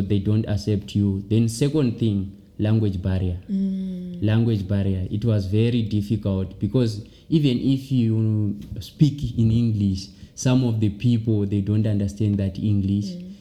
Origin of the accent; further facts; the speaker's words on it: Wedza, Mashonaland East, Zimbabwe; moved away as an adult; now in South Africa; I'm from Wedza